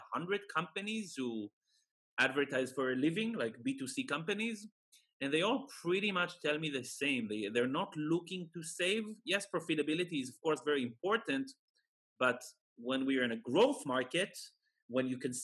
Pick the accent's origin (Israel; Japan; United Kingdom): Israel; moved away; I'm originally from Israel